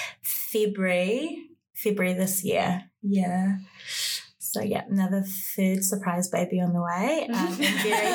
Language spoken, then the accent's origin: English; Auckland, New Zealand; I am from Kelston. I've grew up in West Auckland, and I am Samoan Māori